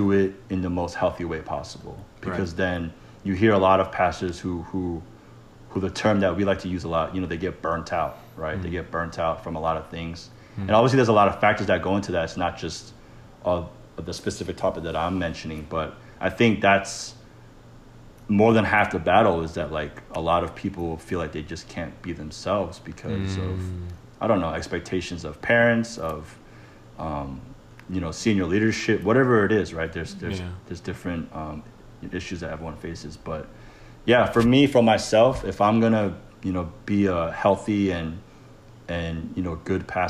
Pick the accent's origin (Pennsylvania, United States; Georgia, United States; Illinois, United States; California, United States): Georgia, United States; Atlanta; also born or lived in Wayne, New Jersey / Clifton, New Jersey; Even though I was born in Jersey, I always love Atlanta first just because I grew up here.